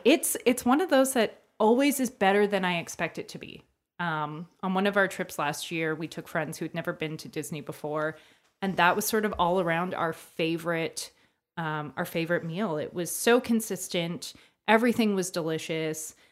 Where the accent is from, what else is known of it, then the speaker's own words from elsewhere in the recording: Hamilton, Ontario, Canada; from Hamilton